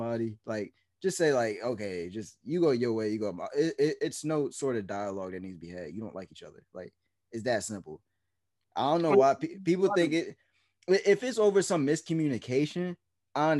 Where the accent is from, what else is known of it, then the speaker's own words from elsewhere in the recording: New Jersey, United States; I'm from New Jersey